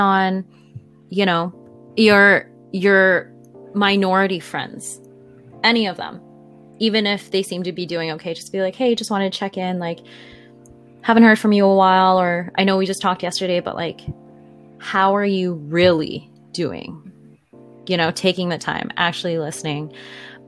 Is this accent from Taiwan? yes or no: no; Canada; As a Canadian